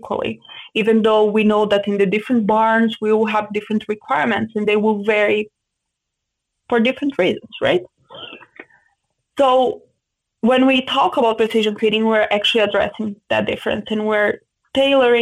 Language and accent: English; Brazil; moved away as an adult; also born or lived in Santa Maria, Brazil / São Paulo, Brazil; now in Canada; I grew up in a pig farm, in a very small farm